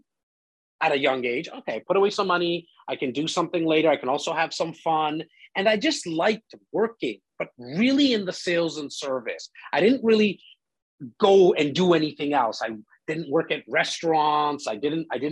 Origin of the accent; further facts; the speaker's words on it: Toronto, Ontario, Canada; I'm born and raised in Rexdale, northern part of Toronto